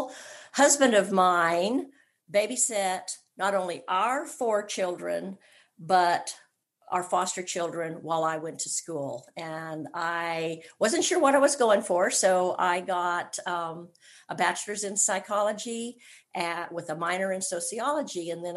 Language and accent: English; California, United States; moved away as an adult; now in Georgia, United States; I was born and raised in California, and I'm a California girl all the way